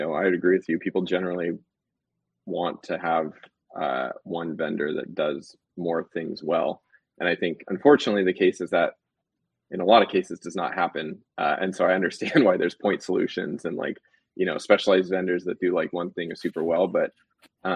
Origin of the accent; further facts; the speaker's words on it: California, United States; also born or lived in New York City / Los Angeles; we're both from California